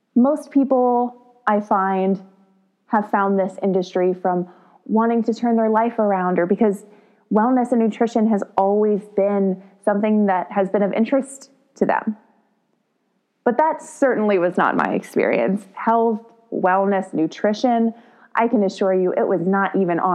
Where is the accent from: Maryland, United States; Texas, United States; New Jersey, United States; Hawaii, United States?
Texas, United States; I grew up in the Texas public school system